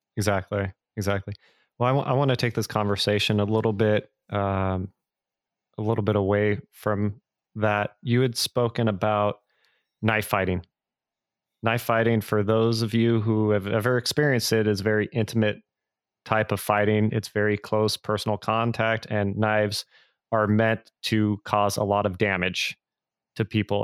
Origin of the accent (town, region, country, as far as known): Bay Area, California, United States; born or raised there